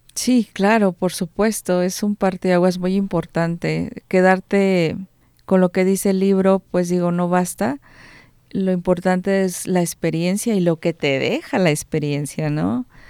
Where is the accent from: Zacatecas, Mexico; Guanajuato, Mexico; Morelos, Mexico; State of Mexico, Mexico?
Guanajuato, Mexico; Cortázar; Soy originaria de Cortázar.